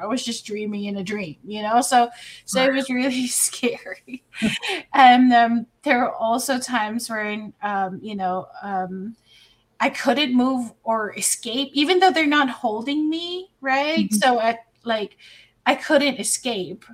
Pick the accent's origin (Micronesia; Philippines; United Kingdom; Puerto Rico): Philippines; moved away as an adult; also born or lived in Dubai; I'm Filipino